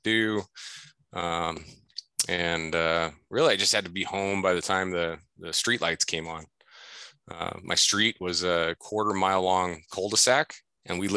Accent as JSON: {"language": "English", "town": "Sacramento", "region": "California", "country": "United States", "tie": "born or raised there", "also_born_or_lived": "Fresno, California", "moved": "yes", "lives_now": "Washington, United States", "said": "I grew up in California. I was born in Fresno."}